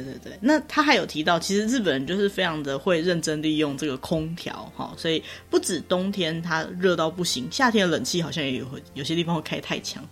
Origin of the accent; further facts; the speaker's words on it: Taiwan; 我们台湾人